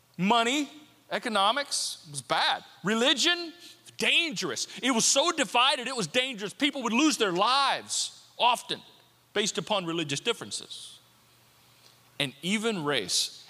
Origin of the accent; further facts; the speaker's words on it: United States; I'm an American and I'm grateful to be an American